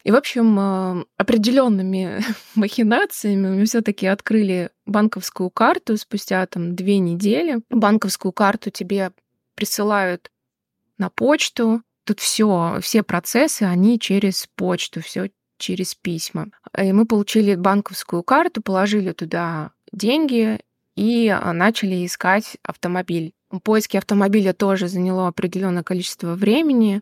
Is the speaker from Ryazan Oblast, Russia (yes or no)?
no; Rostov-on-Don, Rostov Oblast, Russia; also born or lived in Moscow / Tashkent; now in United States; Сама я из Ростова-на-Дону, но очень много лет жила в Москве